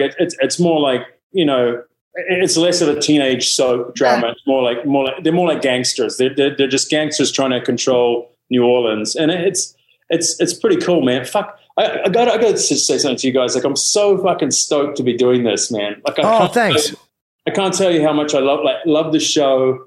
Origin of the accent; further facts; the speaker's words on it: New Zealand; I'm a Kiwi